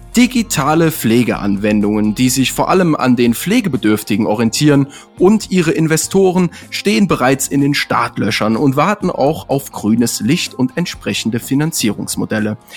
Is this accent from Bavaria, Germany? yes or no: no; near Cologne, North Rhine-Westphalia, Germany; moved away; ich bin ja gebürtig aus der Ecke da von Köln